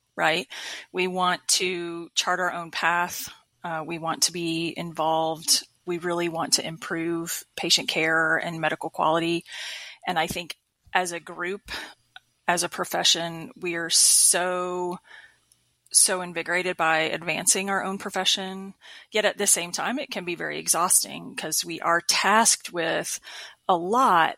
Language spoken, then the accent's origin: English; Panama City Beach, Florida, United States; moved away as an adult; also born or lived in Macon, Georgia / Atlanta, Georgia / Pensacola, Florida; moved back to my home state of Florida. I'm originally from Bay County, Florida. So Panama City Beach